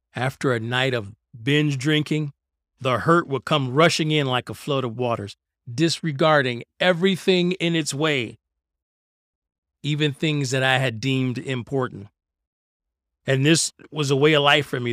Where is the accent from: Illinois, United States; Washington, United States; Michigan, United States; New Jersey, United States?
Michigan, United States; Detroit; I grew up in Detroit, and growing up in Detroit in the nineteen eighties, it was a lawless place.